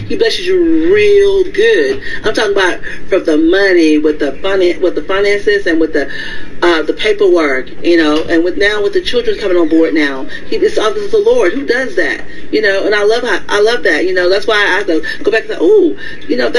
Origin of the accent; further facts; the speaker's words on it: Etna, United States; moved away as an adult; now in Victoria, United States; I'm from Etna. I went to Etna High School.